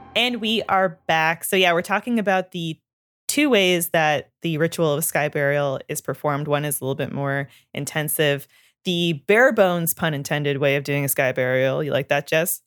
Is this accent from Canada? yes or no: yes; Canada; growing up in Canada, we learn French